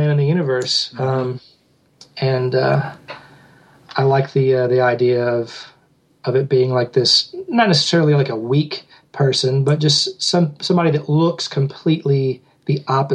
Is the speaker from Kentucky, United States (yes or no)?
yes; Kentucky, United States; we shot it here in my hometown